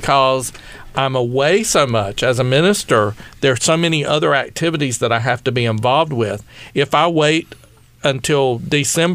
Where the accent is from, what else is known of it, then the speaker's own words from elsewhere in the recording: East Coast, United States; moved away; I'm from the East Coast.